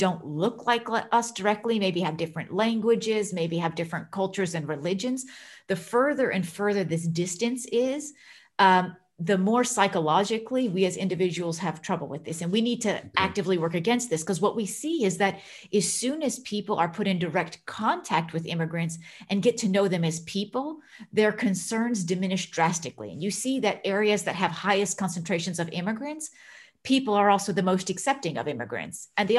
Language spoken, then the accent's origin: English; United States; moved away as an adult; now in Netherlands; So I myself am an immigrant in the Netherlands. So I'm originally from the United States. I've been living and working in the Netherlands for quite a long time.